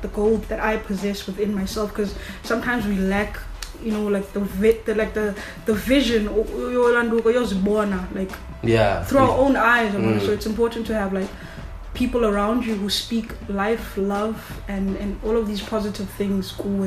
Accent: Qatar; Bro, I'm from Qatar. I get bored doing one thing

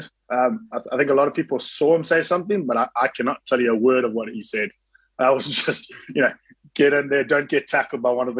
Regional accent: South Africa; growing up in South Africa and going to school at Kingswood and university in Stellenbosch

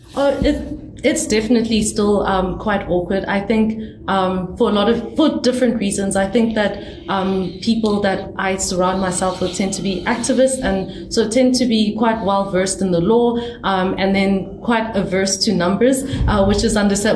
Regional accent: South Africa; as a South African

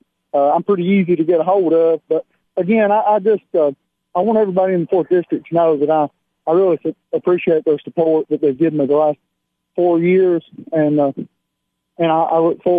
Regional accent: Byrdstown, Tennessee, United States; I grew up in Byrdstown. I went to school in Byrdstown. You know, I've lived in Pickett County my whole life

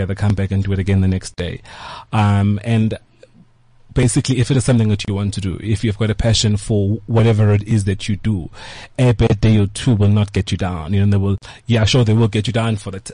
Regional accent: Pietermaritzburg, KwaZulu-Natal, South Africa; I grew up in Maritzburg

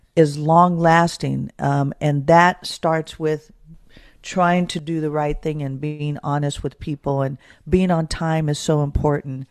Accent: Oakland, California, United States; born and raised in Oakland, California

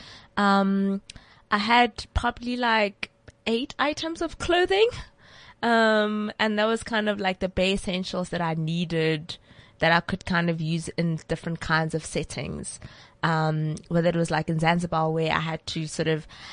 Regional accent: Polokwane, Limpopo, South Africa; Polokwane. Well, that's where I grew up.

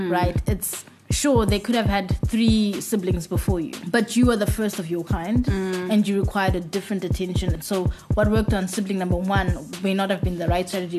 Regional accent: Bulawayo, Zimbabwe; moved away as an adult; also born or lived in Cape Town, South Africa; So I'm from Bulawayo in Zimbabwe. Basically, I say I grew up there because my formative years were in Bulawayo

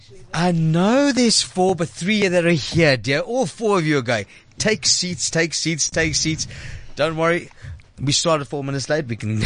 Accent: Johannesburg, Gauteng, South Africa; I'm Lebanese. You know, listen, I'm from Mayfair, born in Mayfair. Not London Mayfair. Mayfair in the middle of Joburg.

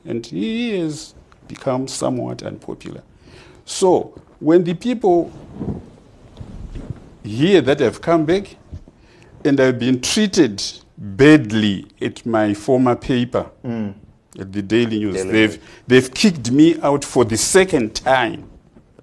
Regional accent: Makoni, Manicaland, Zimbabwe; also born or lived in United States; made by the people of Makoni, my home area, my constituency

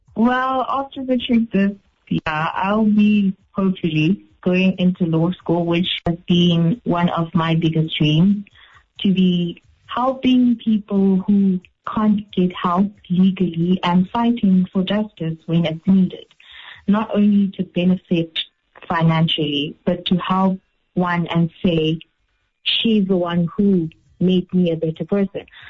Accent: East London, Eastern Cape, South Africa; now in Port Elizabeth, South Africa; I was born and raised in East London, but uh, parents decided to come to Port Elizabeth

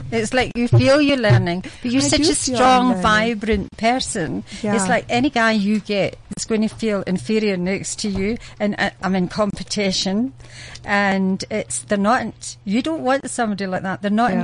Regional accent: United Kingdom; And I'm British, but what's happened to the British people?

